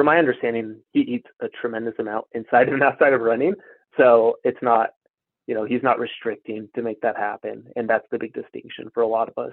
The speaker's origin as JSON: {"language": "English", "region": "Colorado", "country": "United States", "tie": "born or raised there", "said": "I grew up in Colorado"}